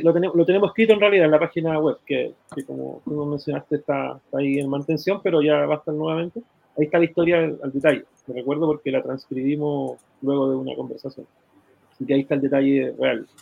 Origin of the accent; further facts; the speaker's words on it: Iquique, Tarapacá, Chile; moved away as an adult; now in Santiago, Chile; Yo soy iquiqueño y mm, nacido y criado en Iquique